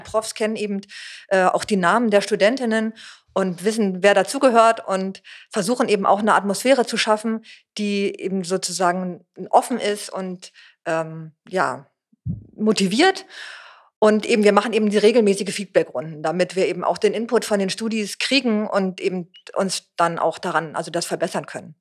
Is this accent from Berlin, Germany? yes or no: yes; Berlin, Germany; bin Berlinerin, habe damals in, an der HU studiert